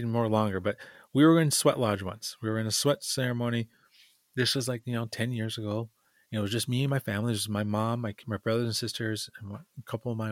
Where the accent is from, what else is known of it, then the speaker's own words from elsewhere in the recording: Lower Sioux, Minnesota, United States; I'm from Lower Sioux, a little tiny community in southern Minnesota.